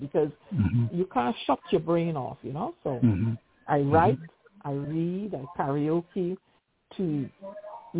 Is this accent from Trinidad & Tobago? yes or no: yes; Trinidad & Tobago; moved away as an adult; also born or lived in Barbados; now in United States; Originally, I was born in the Twin Republics of Trinidad and Tobago in a village called Pagé. I grew up in the environs.